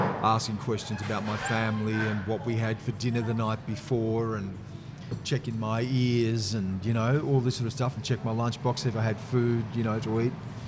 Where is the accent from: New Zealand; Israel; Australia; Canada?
Australia; Griffith, New South Wales; born there; You know, I was born in Griffith.